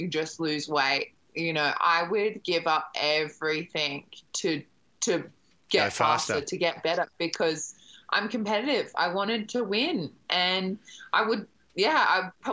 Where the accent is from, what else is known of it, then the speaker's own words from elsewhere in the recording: Brisbane, Queensland, Australia; moved away as an adult; I grew up in Brisbane